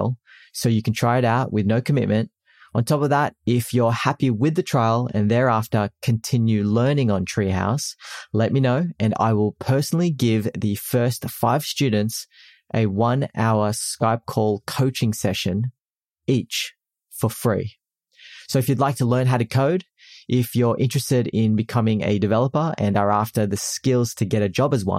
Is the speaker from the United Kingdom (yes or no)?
no; Philippines; I'm Filipino